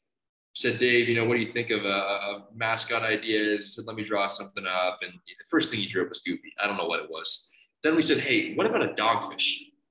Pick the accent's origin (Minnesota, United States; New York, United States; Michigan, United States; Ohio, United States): Ohio, United States; Kent; He's from the exact same town as me, went to one high school over, grew up streets away.